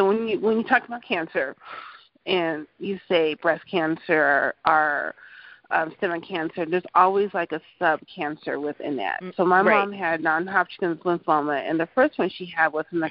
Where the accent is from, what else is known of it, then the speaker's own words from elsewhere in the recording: Denver, Colorado, United States; also born or lived in Anchorage, Alaska; We're from Denver, Colorado, but my mom had moved to Anchorage, Alaska when I was eight. I lived up there for a little bit for her and came back home to Denver